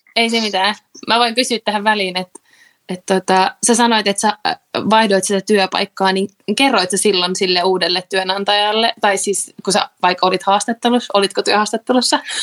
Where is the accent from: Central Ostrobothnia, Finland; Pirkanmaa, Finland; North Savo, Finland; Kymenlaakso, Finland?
Pirkanmaa, Finland; Tampere; mä oon Tampereelta